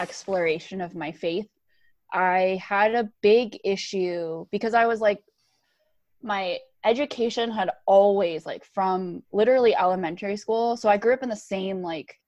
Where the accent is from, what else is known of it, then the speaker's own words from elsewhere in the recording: Rochester, New York, United States; I was born in New York City, and then I moved to Rochester when I was like 5-ish.